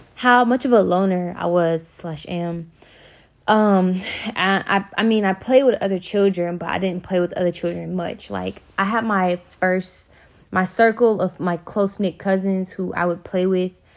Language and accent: English; Birmingham, Alabama, United States; I'm from Birmingham, Alabama